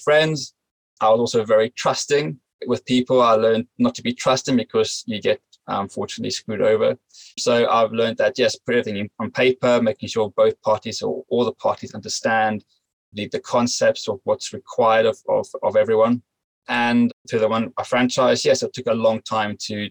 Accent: South Africa; moved away as an adult; now in United Kingdom; I grew up in South Africa

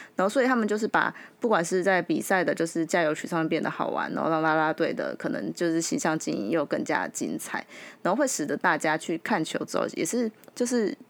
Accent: Yunlin County, Taiwan; 因为我小时候在云林长大

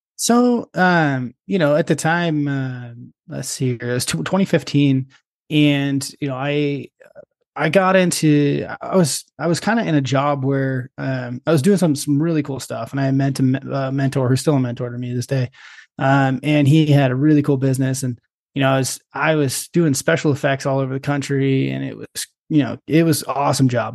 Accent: Perrydale, Oregon, United States; my family's got a small grass seed farm, and uh, out in, uh, Perrydale, Oregon

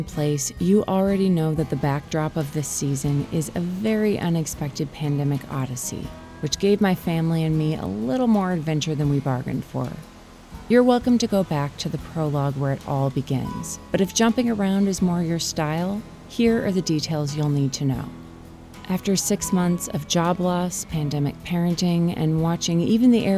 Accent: Minneapolis, Minnesota, United States; moved away as an adult; also born or lived in Wisconsin / Oakland, California; I spent the first 18 years of my life in Minneapolis

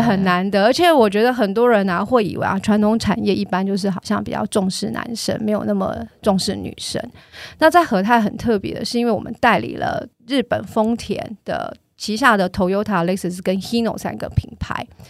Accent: Tainan, Taiwan; 我的家乡是在台南，那爸妈希望我工作之后就回去，所以我回去之后就是在台南找工作

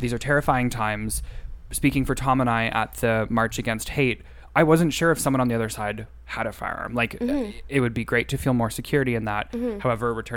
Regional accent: Sudbury, Ontario, Canada; I'm from Sudbury

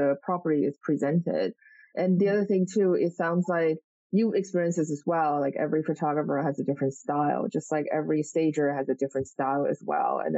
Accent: Taiwan; I'm from Taiwan and I live in Taiwan at the moment

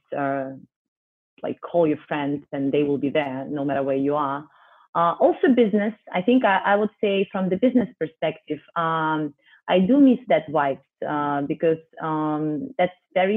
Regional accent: Moscow, Russia; moved away; originally I was born in a very small city next to Moscow, but I kind of spent the majority of my life there.

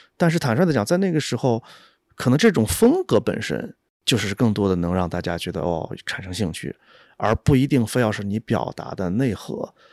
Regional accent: China; 我们中国人

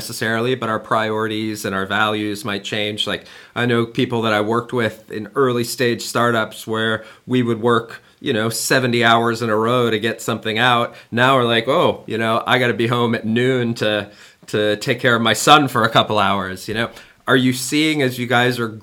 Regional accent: United States; now in Germany; me being an American living in Germany

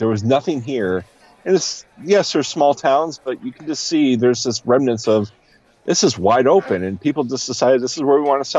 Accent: New York, United States; I love the Finger Lakes, but I grew up in the Finger Lakes, so that to me is going home.

